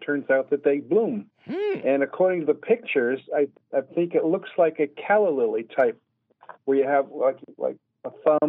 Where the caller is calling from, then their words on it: just south of Hartford, Connecticut, United States; I'm calling from Hartford, just south of Hartford, Connecticut.